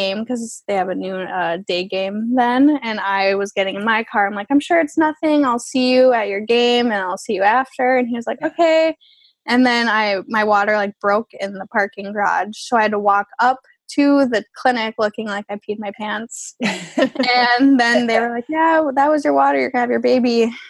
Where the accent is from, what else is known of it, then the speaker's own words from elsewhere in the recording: Minnesota, United States; moved away; we own a house and I'm from Minnesota. So we live there.